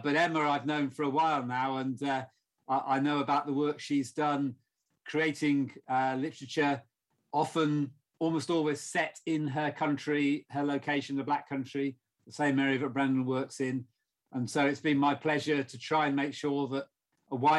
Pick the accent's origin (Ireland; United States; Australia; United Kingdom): United Kingdom; south of England; I'm not from the Black Country. In fact, I'm from the south of England, although my family are from the northwest, Liverpool